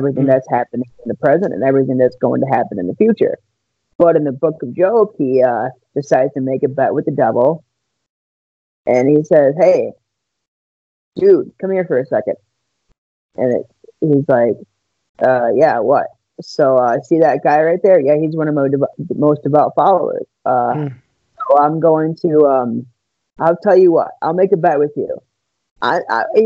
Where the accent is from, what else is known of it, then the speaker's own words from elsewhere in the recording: Wisconsin, United States; I am from Wisconsin